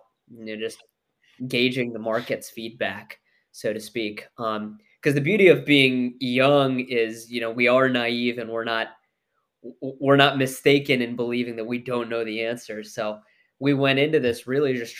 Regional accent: Mason, Ohio, United States; I grew up in Mason, Ohio, and that's actually, you know, punchline is that's where the business is located.

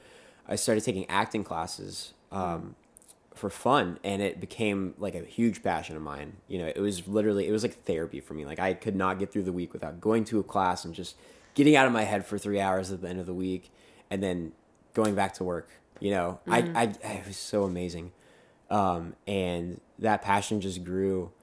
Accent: Atlanta, Georgia, United States; moved away as an adult; I'm from Atlanta

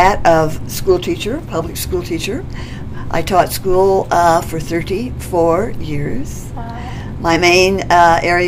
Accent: McPherson, Kansas, United States; moved away as an adult; also born or lived in Oklahoma / Texas / Mississippi / Colorado; now in Westminster, United States; I was born and raised in Kansas.

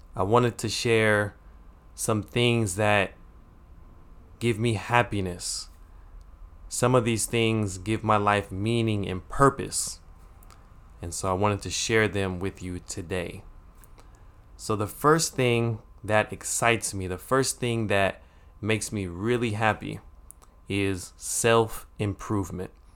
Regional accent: United States; when we were younger, growing up in America

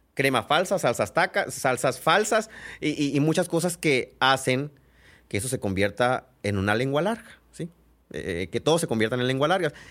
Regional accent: San Pedro de la Cueva, Sonora, Mexico

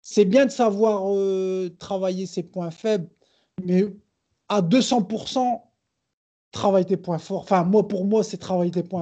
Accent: Brazil; je suis brésilien

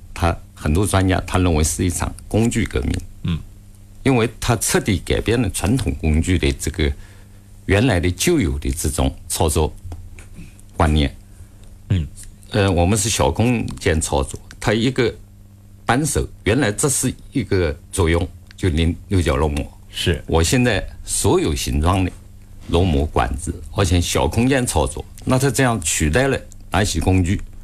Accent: China; 我们中国在这个行业， 尤其在手动工具行业

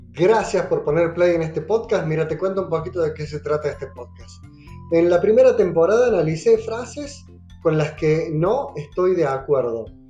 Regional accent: Córdoba, Argentina; Soy sacerdote católico argentino, cordobés

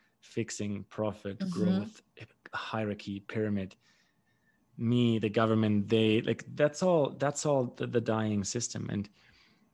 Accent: Germany; moved away; also born or lived in Paraguay; growing up in Germany

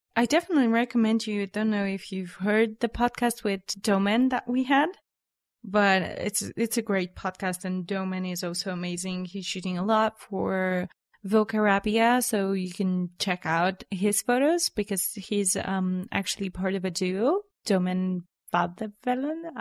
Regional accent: Sofia, Sofia City, Bulgaria; I was born and raised in Sofia. Here is my home.

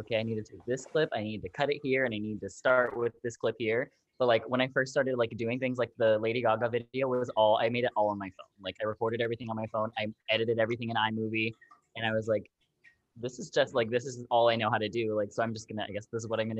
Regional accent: Orlando, Florida, United States; I'm from Orlando, Florida.

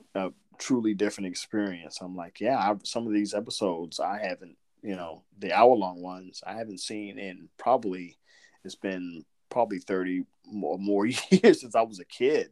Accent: Southern Georgia, United States; I'm from I'm from Southern Georgia, but my mom was from New York and I've got like this little weird thing that goes in and out

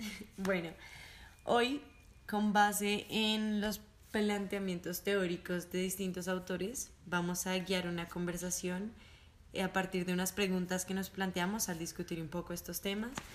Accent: Colombia; moved away; he vivido como colombiana que ha salido del país

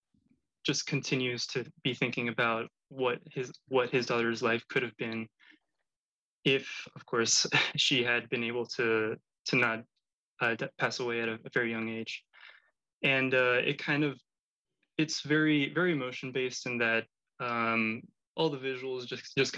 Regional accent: Miami, Florida, United States; also born or lived in Spain; I was raised in Miami and would live between Miami and Spain, because on holidays we would go to visit family

